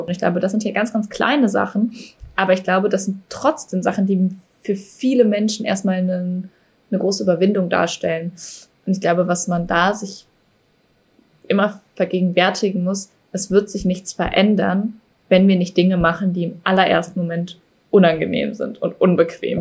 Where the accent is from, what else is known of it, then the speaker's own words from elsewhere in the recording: Cologne, North Rhine-Westphalia, Germany; Ich komme ja aus Köln